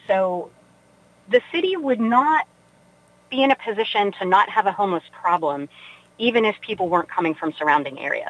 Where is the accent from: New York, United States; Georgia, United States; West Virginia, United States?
West Virginia, United States; Weirton; moved away as an adult; also born or lived in Pittsburgh; I grew up in Weirton, West Virginia